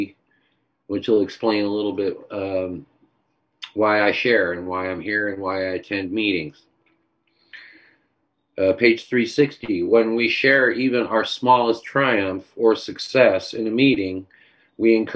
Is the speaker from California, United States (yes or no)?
yes; Orange County, California, United States; on my block, where I grew up in Orange County